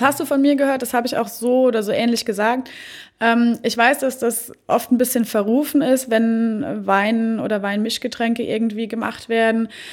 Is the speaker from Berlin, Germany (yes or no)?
no; Oestrich-Winkel, Hesse, Germany; meine Heimatstadt Österreich-Winkel. Man sieht sogar, wo ich wohne oder mein mhm. Elternhaus.